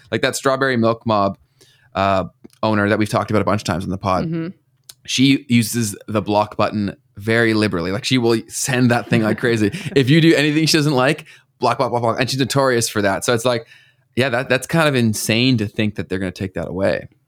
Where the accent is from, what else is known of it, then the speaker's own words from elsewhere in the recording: Canada; we already pay so much in taxes in this country